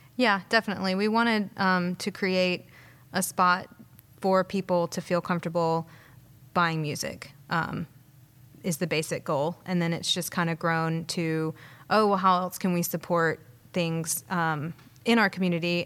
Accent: Madison, Alabama, United States; also born or lived in Savannah, Georgia; grew up here, though. Well, Madison

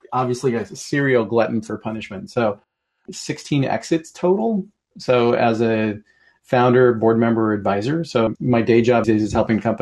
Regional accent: Portland, Oregon, United States; moved away as an adult; now in Seattle, United States; I grew up in Portland and then moved here to go to college and never went back

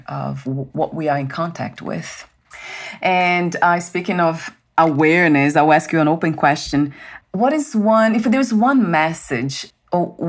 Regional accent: Brazil; moved away; I'm from Brazil, so the food's different.

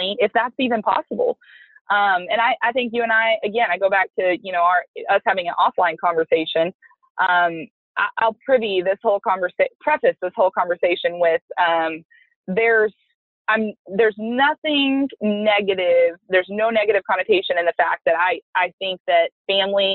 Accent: Lubbock, Texas, United States; moved away as an adult; now in College Station, United States; I'm from the Lubbock area.

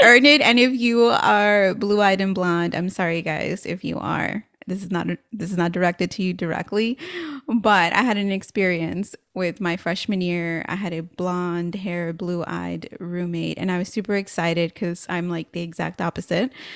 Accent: San Antonio, Texas, United States; growing up in San Antonio, of course, Latinos are the majority

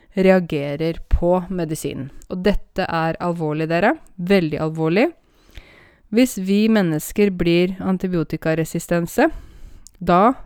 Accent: Åmot, Buskerud, Norway; now in Oslo, Norway; Og det at jeg kommer fra Åmot, i Modum, i Buskerud, det kan man aldri ta bort fra meg

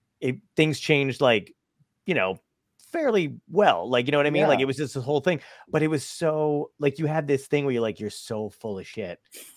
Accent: New Jersey, United States; moved away; also born or lived in Los Angeles; I grew up in New Jersey

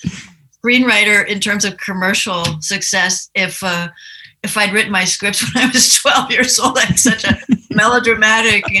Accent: Washington, District of Columbia, United States; I grew up in Washington, D.C.

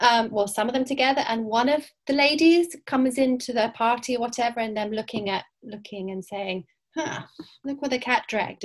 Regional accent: Cyprus; born there; Okay, I was born in Cyprus. Did I mention that? That's when I had my first cats, anyway.

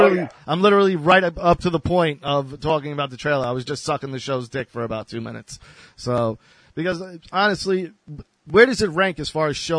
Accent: Long Island, New York, United States; also born or lived in Texas / Houston; I was born in Texas, so I would always visit Texas. I was in Texas a lot all through my life. I'm actually going to move there in a few years. I love Texas. But I spent my whole life in New York.

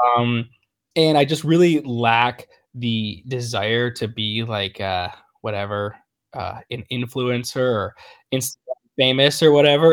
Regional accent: Niagara River area, New York, United States; I grew up right in the Ni-, Niagara River area

